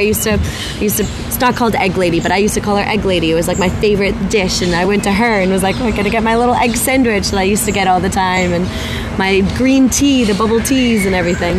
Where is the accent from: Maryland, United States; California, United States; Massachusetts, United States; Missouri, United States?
Massachusetts, United States; outside Boston; moved away as an adult; now in Malaga, Spain; I'm originally from right outside uh, Boston